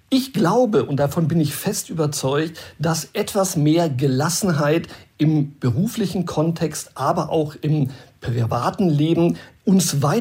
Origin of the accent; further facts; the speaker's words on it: Brazil; now in Germany; Ich muss sagen, ich bin in Brasilien groß geworden, da hat immer die Sonne geschienen, ich hatte eine sehr schöne Kindheit und vielleicht habe ich auch diesen Spirit mitgenommen und ich habe das übertragen nach unserer Rückkehr auch in mein privates Leben.